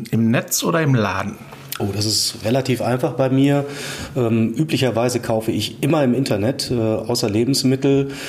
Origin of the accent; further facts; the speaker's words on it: Oldenburg, Lower Saxony, Germany; now in Essen, Germany; also ich bin nicht gebürtiger Essener, komme eher aus dem hohen Norden, aus Oldenburg, aber wir leben mit der Familie seit äh, mehr als zehn Jahren am Baldener See äh, in, im schönen Essen.